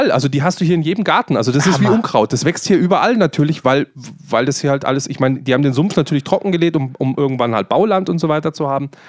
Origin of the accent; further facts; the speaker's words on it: Eichenau, Bavaria, Germany; born there; ich bin aber in Eichenau geboren, ich bin gebürtiger Eichenauer, Hausgeburt.